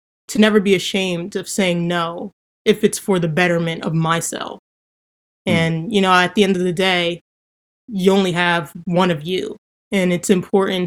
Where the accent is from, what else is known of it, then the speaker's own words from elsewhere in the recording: Somerset, New Jersey, United States; I'm from Somerset, New Jersey